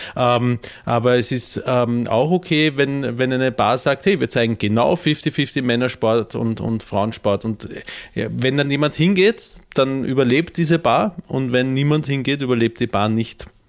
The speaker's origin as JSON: {"language": "German", "country": "Austria", "said": "Ich als Österreicher"}